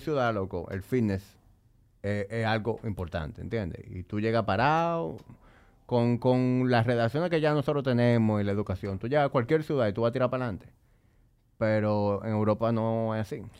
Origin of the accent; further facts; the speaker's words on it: Dominican Republic; yo amo mi país, yo a veces me siento orgulloso de ser dominicano